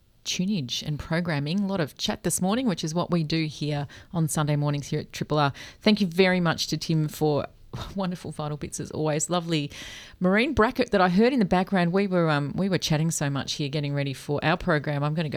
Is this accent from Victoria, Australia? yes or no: yes; Doncaster, Victoria, Australia; I remember I grew up in Doncaster and there was frost everywhere.